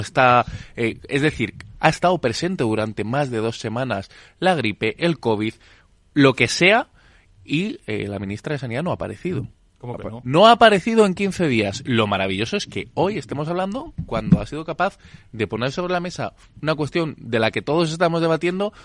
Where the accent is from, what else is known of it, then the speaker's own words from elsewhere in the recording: Spain; somos el país del Lazarillo de Tormes, somos el país de la picaresca